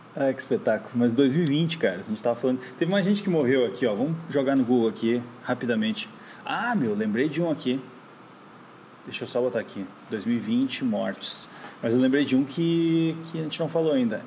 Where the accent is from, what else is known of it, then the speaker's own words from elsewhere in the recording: São Paulo, Brazil; eu sou paulista